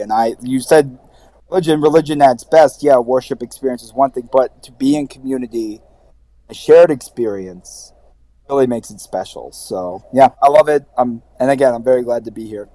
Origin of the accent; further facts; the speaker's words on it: Baltimore, Maryland, United States; moved away as an adult; now in New York, United States; I'm from Baltimore